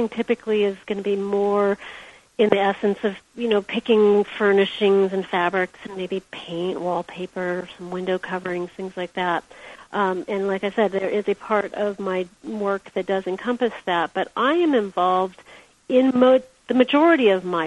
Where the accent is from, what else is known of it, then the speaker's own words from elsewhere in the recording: Big Sur, California, United States; I was born in Big